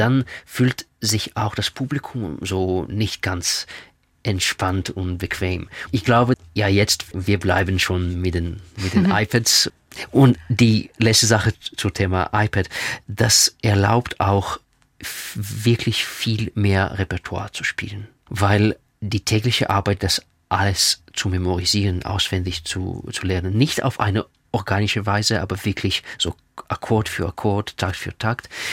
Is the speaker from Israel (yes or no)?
yes; Israel; first language Russian; German is a second language; moved away; also born or lived in Russia; meine Muttersprache ist Russisch. Äh, ich war in Russland geboren. Zweite Sprache ist Hebräisch, weil ich in Israel aufgewachsen bin